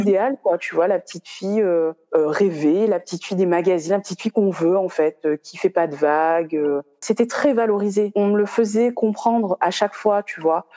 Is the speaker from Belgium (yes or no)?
no; Réunion; also born or lived in Metropolitan France; now in France; j'ai quitté la Réunion pour venir en, dans l'Hexagone.